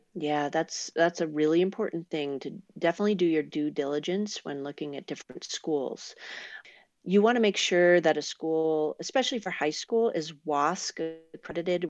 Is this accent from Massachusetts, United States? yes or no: yes; Boston, Massachusetts, United States; moved away as an adult; also born or lived in Vermont / Sacramento area, California; now in California, United States; I grew up in Boston, and then I went to school in Vermont